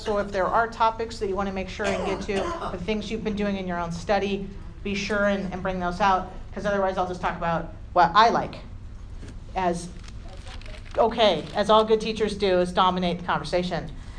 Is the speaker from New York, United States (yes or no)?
no; San Diego, California, United States; now in Utah, United States; I grew up in San Diego, I lived in Northern California for about a decade, and then I've lived here for quite a time.